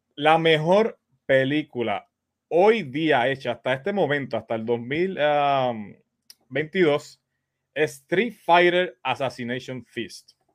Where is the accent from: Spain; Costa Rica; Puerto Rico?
Puerto Rico; Quebradillas; me fui a un vídeo 1 que había aquí en Quebradilla